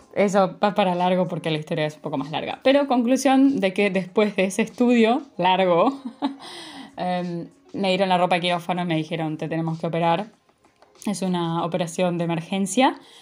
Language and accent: Spanish; Buenos Aires, Argentina; moved away as an adult; nací en la Ciudad Autónoma de Buenos Aires, en Argentina, y viví toda mi vida ahí.